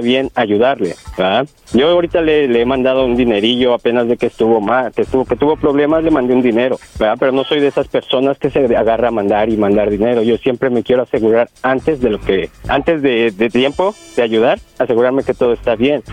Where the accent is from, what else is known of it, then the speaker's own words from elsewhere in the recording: Mexico City, Mexico; yo soy del DF, yo soy del Distrito Federal